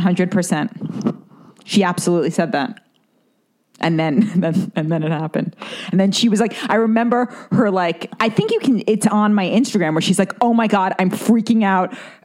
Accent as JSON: {"language": "English", "town": "New York City", "region": "New York", "country": "United States", "tie": "born or raised there", "said": "growing up in Manhattan and growing up around the business world"}